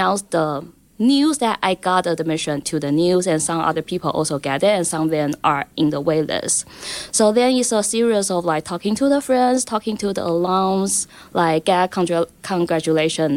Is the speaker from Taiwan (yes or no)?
yes; Taipei, Taiwan; moved away as an adult; I'm from Taiwan, Taipei